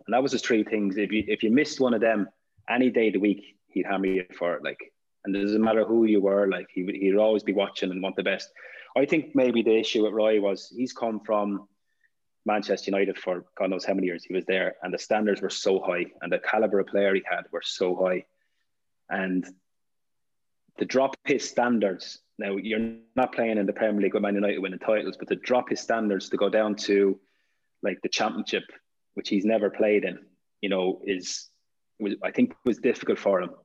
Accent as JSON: {"language": "English", "country": "Ireland", "said": "being Irish"}